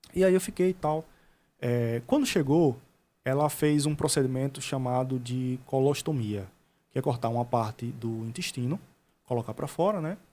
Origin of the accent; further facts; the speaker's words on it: Penedo, Alagoas, Brazil; eu sou de Penedo